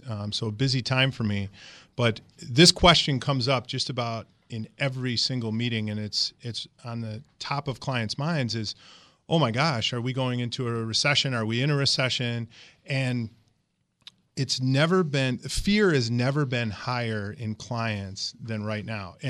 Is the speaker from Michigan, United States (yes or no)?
yes; Michigan, United States; moved away as an adult; now in Wisconsin, United States; I was born and raised in Michigan.